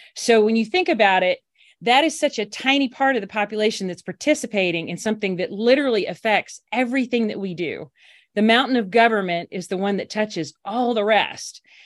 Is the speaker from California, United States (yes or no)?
no; Alabama, United States; also born or lived in Washington; came back to my home state of Alabama